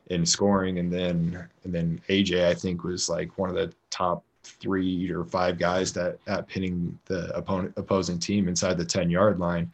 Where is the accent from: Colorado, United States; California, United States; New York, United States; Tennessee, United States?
Colorado, United States; moved away as an adult; also born or lived in Oakland; now in Las Vegas, United States; I'm from originally from Colorado